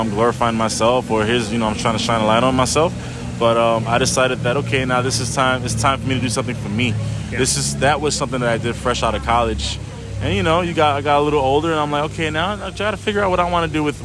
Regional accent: New York City, New York, United States; moved away; I grew up in New York City, where I grew up with different people around me

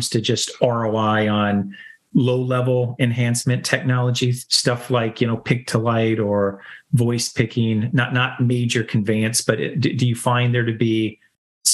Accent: Bertrand, Michigan, United States; the town that I came from, it's probably bigger than my hometown in Bertrand, Michigan

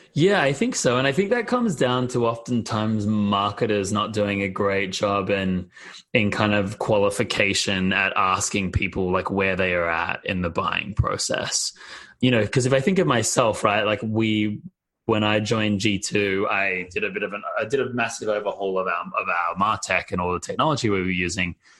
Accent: Australia; moved away as an adult; now in United States; I'm Australian and I grew up outside of the US, to be honest. So in Australia

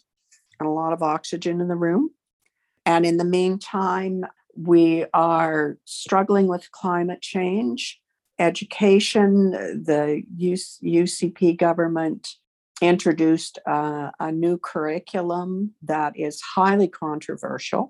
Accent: Manitoba, Canada; moved away; also born or lived in Hanna, Alberta; I'm from Manitoba originally

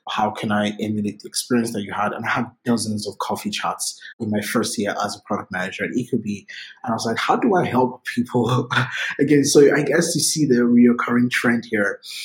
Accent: Lagos, Nigeria; moved away; I grew up in Lagos, Nigeria. I was born and raised in Nigeria

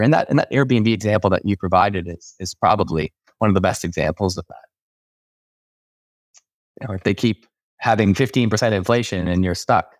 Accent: Canada; as a Canadian

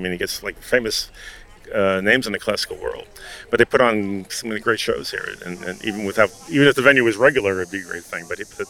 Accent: New York City, New York, United States; I'm from Queens, New York.

